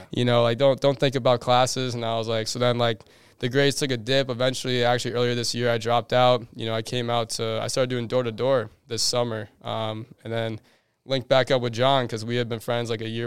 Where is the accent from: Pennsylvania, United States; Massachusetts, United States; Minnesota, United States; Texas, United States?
Minnesota, United States; moved away as an adult; now in Arizona, United States; So basically, I grew up in Minnesota like my whole life. Like you know, like when I was super young, I actually grew up like kind of in the woods.